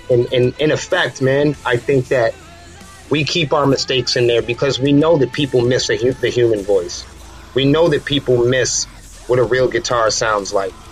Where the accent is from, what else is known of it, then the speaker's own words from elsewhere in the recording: Manchester, New Hampshire, United States; again, we're from Manchester, New Hampshire, and that's a that's a very big town. It's a very dense, small town um, in southern New Hampshire.